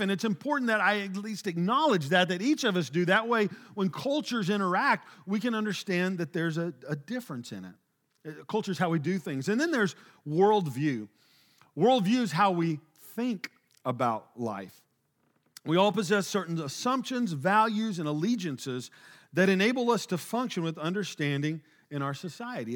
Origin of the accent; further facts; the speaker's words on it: Oklahoma, United States; moved away as an adult; also born or lived in Springfield, Missouri; now in Texas, United States; I grew up in this small rural town, Oklahoma